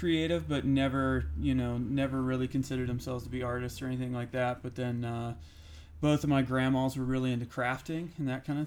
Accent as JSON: {"language": "English", "region": "Ohio", "country": "United States", "tie": "born or raised there", "also_born_or_lived": "Pittsburgh, Pennsylvania", "moved": "as an adult", "said": "I moved from Ohio to Pennsylvania, so just like right over, it's two hours east of where I grew up is Pittsburgh"}